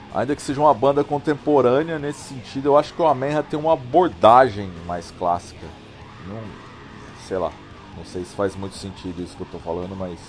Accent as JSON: {"language": "Portuguese", "town": "Poços de Caldas", "region": "Minas Gerais", "country": "Brazil", "tie": "born or raised there", "said": "Tinha uma loja de disco lá na minha cidade, em Poço de Caldas"}